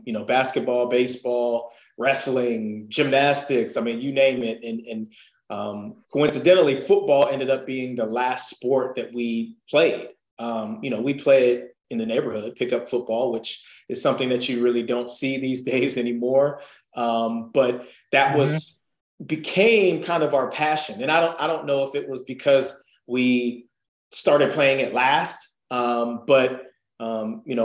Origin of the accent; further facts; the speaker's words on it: Columbus, Ohio, United States; born and raised in Columbus, Ohio.